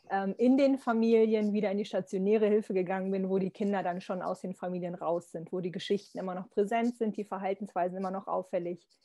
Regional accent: Lower Saxony, Germany; ich komme aus Niedersachsen, ähm, jetzt äh, wohne ich in Niedersachsen

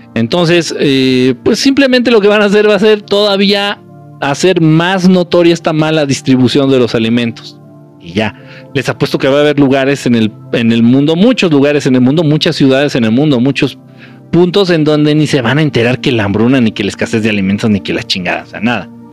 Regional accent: Mexico; moved away; nací en México y que mucho tiempo he vivido en México

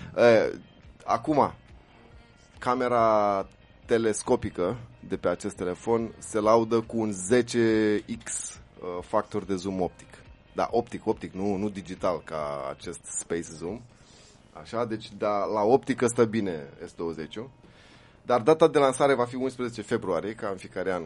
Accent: Romania; inclusiv pentru noi ca români

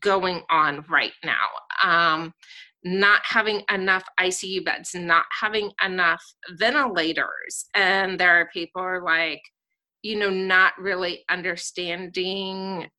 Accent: Southern California, United States; moved away as an adult; now in Columbus, Ohio, United States; born and raised in Southern California

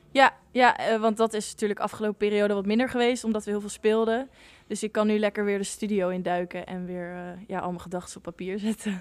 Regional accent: The Hague, South Holland, Netherlands; ik kom zelf uit Den Haag en omstreken

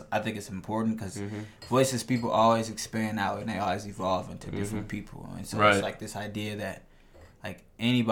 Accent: Minneapolis, Minnesota, United States; growing up in North Minneapolis

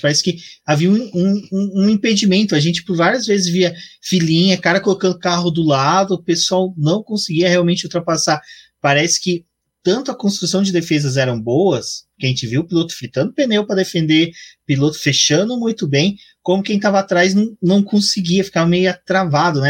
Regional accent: Brazil; eu sou brasileiro

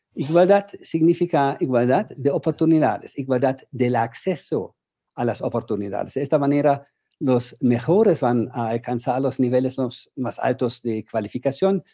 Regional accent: Germany

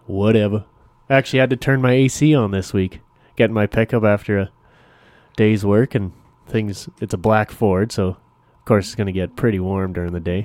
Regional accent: Canada; I'm still Canadian

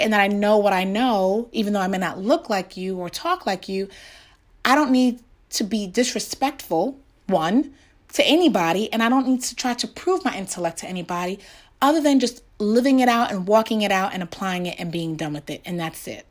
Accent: New York, United States; growing up in New York

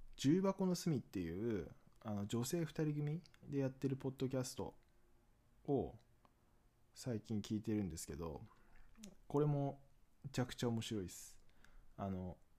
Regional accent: Akita, Japan; moved away as an adult; also born or lived in Aichi; now in Tokyo, Japan; 僕地元秋田なんですけど、大学は愛知で

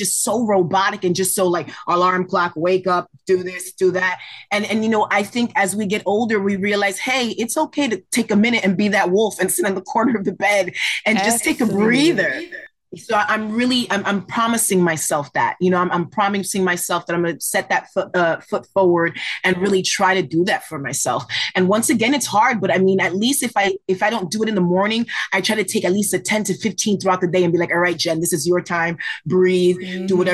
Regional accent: New Jersey, United States; moved away as an adult; in terms of Jersey, I'm a little bit closer to New York.

